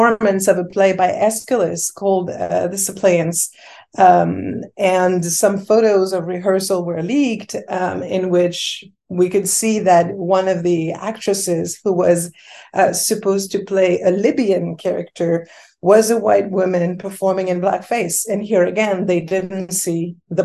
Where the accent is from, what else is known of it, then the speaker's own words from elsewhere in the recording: Paris, Île-de-France, France; also born or lived in Senegal (ancestry); now in Chicago, United States; I grew up in Paris, right? I'm a French woman of Senegalese descent